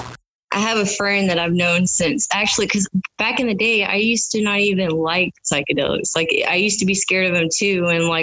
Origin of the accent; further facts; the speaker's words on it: Houston, Texas, United States; I'm 34 years old, and I'm from Houston, Texas